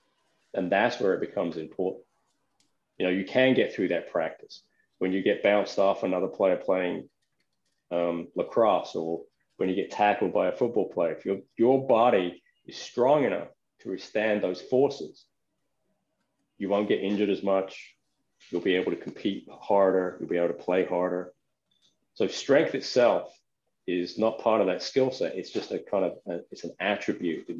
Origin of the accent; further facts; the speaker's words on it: England, United Kingdom; I'm English.